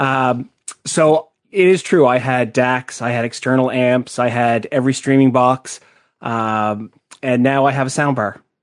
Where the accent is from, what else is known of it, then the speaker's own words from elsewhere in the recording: Canada; I am Canadian